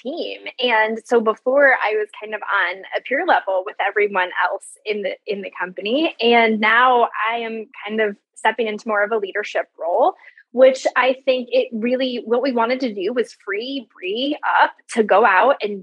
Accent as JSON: {"language": "English", "region": "Iowa", "country": "United States", "said": "I'm from Iowa."}